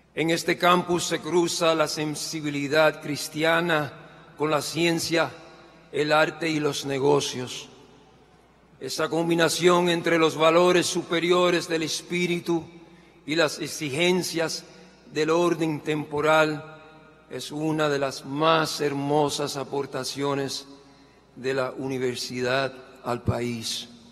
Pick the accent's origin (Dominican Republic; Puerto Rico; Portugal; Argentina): Puerto Rico; Yo hoy sé que soy puertorriqueño, músico, sobreviviente de cáncer